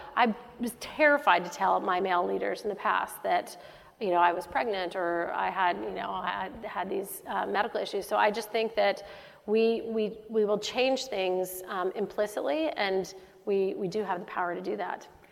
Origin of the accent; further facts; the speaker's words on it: Dallas, Texas, United States; moved away as an adult; also born or lived in West Coast / Middle East; I'm from Dallas, Texas